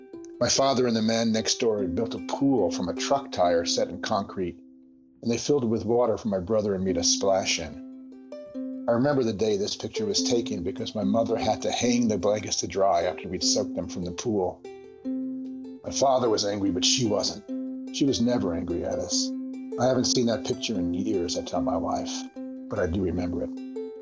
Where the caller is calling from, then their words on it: Berkeley, California, United States; I'm talking from Berkeley, California.